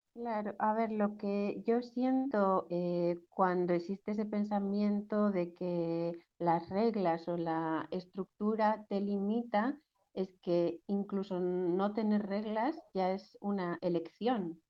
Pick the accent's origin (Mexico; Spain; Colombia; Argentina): Spain; Basque Country; yo crecí en el País Vasco